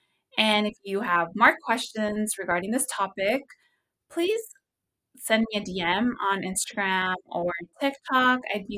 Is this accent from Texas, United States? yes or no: no; Visalia, California, United States; So originally, I don't know if you knew, but I'm from Visalia, California. It's a really small town.